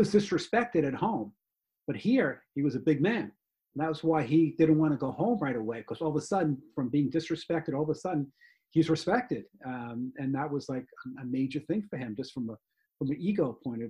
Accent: New York, United States; being in New York, it's a culture there. So it's not even just being a Jewish, more of, I think, being a New Yorker, more than anything else.

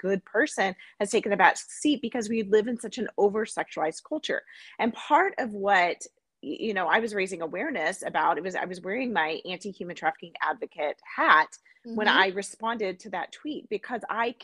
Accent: United States; as an American.

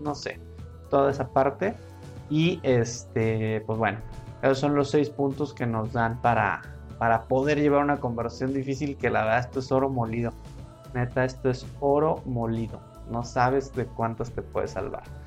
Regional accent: Mexico; somos mexicanos y hay que estar orgullosos de serlo

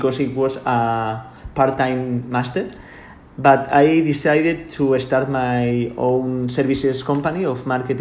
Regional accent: Sant Sadurní d'Anoia, Catalonia, Spain; English is a second language; I am from San Sadurní. This is because I said I am from San Sadurní.

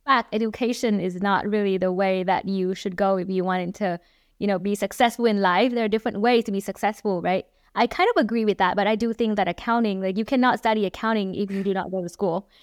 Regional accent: Hanoi, Vietnam; moved away as an adult; also born or lived in Texas; I grew up in Vietnam, um, eighteen years in Vietnam, in Hà Nội, Vietnam.

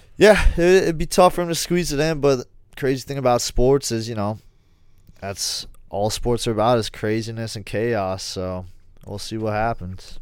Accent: United States; being part of being an American

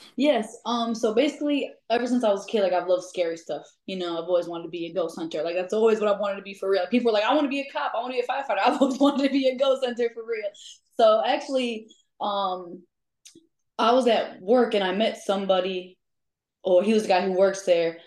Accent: DeKalb, Illinois, United States; I'm from Chicago, the suburbs. So I'm from DeKalb

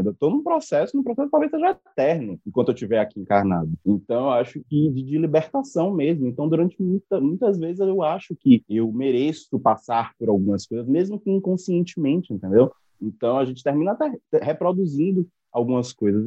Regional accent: Salvador, Bahia, Brazil; sou daqui de Salvador

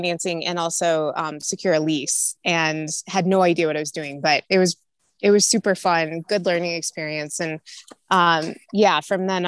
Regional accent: Illinois, United States; moved away as an adult; now in Denver, United States; I'm originally from Illinois. I'm a Midwest girl, grew up there, went to college there.

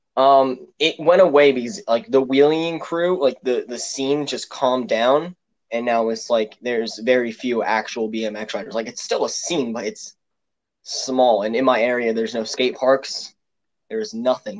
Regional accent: Pennsylvania, United States; I'm from Pennsylvania. I'm actually 20 minutes away from Philadelphia

